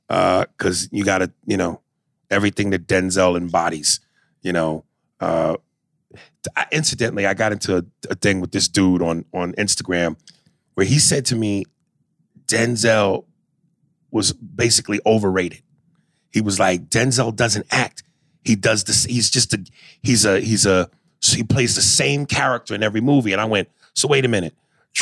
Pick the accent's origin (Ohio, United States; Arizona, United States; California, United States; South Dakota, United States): Arizona, United States; Tucson; I'm from Tucson, and I am also half Beaner, but the other half is Black.